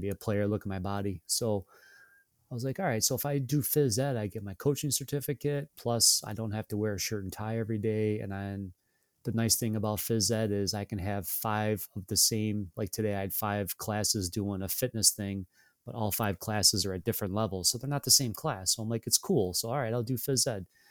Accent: Syracuse, New York, United States; born and raised in Syracuse

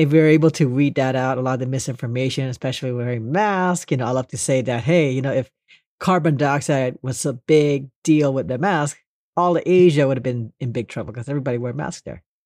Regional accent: Los Angeles, California, United States; born or raised there; also born or lived in Indonesia / Monterey Park / Northridge / Long Beach

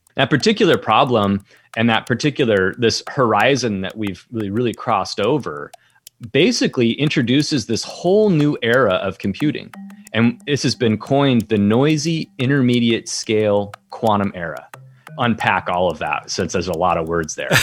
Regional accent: Colorado, United States; I grew up in Colorado

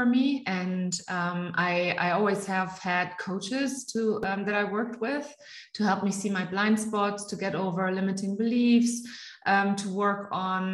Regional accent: Germany; first language German; English is a second language; also born or lived in United States; I live in Munich, Germany. I am born and raised in Germany, but I'm educated in the United States

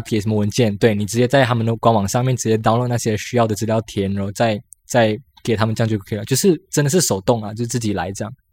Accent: Malaysia; moved away as an adult; now in Taiwan; 我们马来西亚人

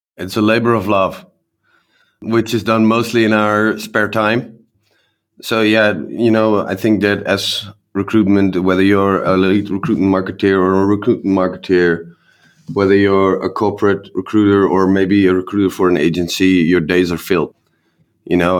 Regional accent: Netherlands; we're from the Netherlands

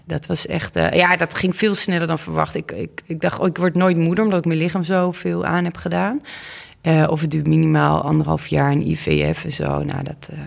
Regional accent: Oss, North Brabant, Netherlands; de burgemeester van Ols, waar ik vandaan kom, dat was een man.

